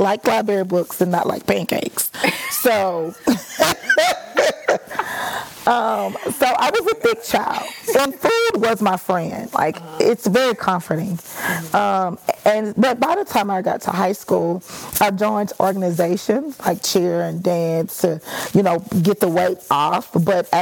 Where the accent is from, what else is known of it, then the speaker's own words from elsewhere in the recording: Dallas, Texas, United States; moved away; I could actually go back to Dallas and find certain teachers